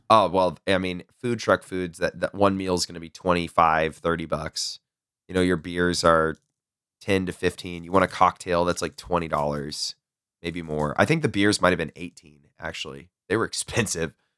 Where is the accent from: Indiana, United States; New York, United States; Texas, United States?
Texas, United States; I'm from Texas, it's hot